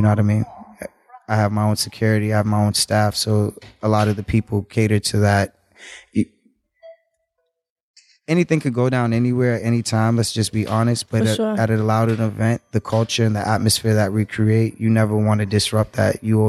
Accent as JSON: {"language": "English", "country": "Jamaica", "also_born_or_lived": "Cape Verde", "said": "So I'm Jamaican, in Cape Verdean, but."}